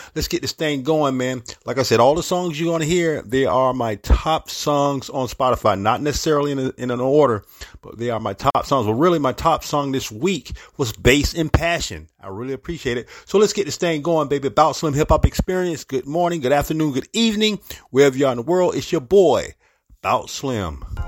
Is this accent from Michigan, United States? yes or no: no; St. Petersburg, Florida, United States; the Big 727, my hometown, St. Petersburg, Florida